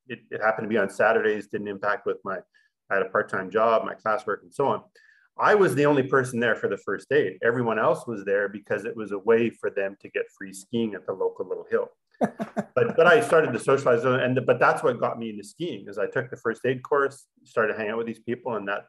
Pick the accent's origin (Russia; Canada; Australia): Canada; Saskatchewan; moved away as an adult; now in Squamish, Canada; I love growing up in Saskatchewan, but a fear that I had was maybe I was just going to be in Saskatchewan all my life.